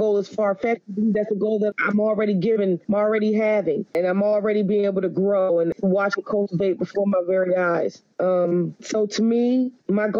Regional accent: Washington, District of Columbia, United States; also born or lived in Prince George's County, Maryland / Alexandria, Virginia; Born and raised in Washington, D.C. area

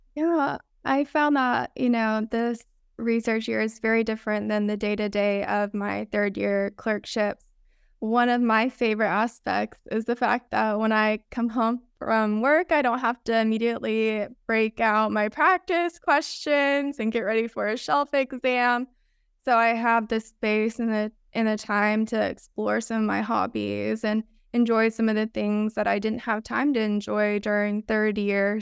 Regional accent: Rome, Georgia, United States; moved away as an adult; also born or lived in Athens, Georgia; now in San Francisco, United States; I'm originally from Rome, Georgia, which is a town kind of in between Chattanooga and Atlanta.

